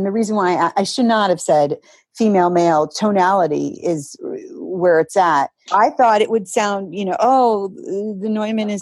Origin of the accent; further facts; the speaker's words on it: Ann Arbor, Michigan, United States; moved away; I'm from Michigan originally